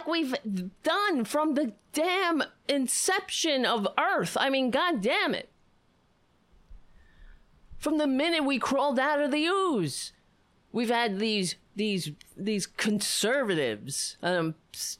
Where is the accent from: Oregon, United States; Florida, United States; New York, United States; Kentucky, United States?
New York, United States; New York City; I grew up on Staten Island.